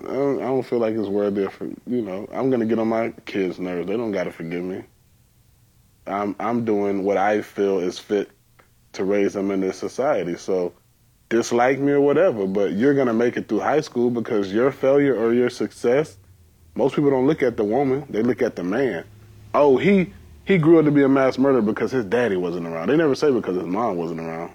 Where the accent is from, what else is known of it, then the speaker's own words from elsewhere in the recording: Georgia, United States; I'm from Georgia, so we have cotton fields.